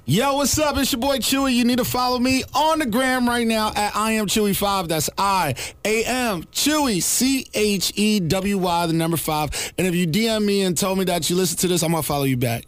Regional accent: Newark, New Jersey, United States; I was from Newark, New Jersey, so we played club music.

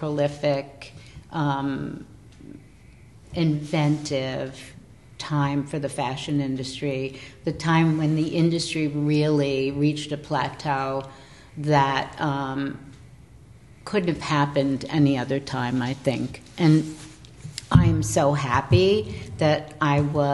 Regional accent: New York City, New York, United States; being a New Yorker and living in New York City

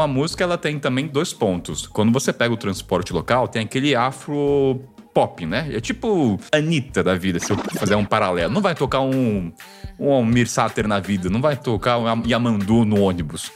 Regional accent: Brazil

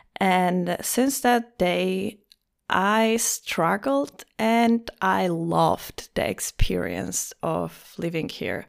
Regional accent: Poland; English is a second language; moved away as an adult; also born or lived in Greece / Lisbon, Portugal; now in Vienna, Austria; I was born in Greece. I have a French surname. I lived most of my life in Poland.

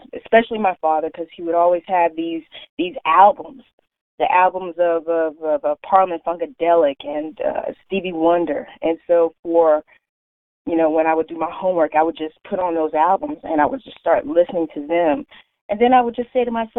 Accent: North Carolina, United States; now in East Orange, New Jersey, United States; Yes, I'm originally from North Carolina, so us country folks down in North Kakalaki, we used to the countryside

